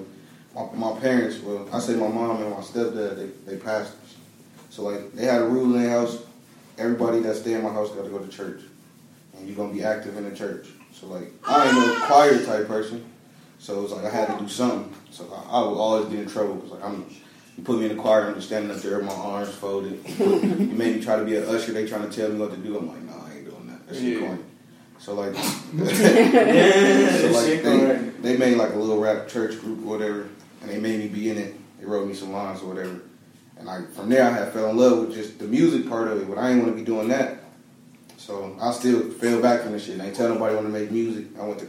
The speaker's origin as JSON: {"language": "English", "region": "the South", "country": "United States", "said": "Like, I'm from the South. Like, everybody think of the South, and you think segregation"}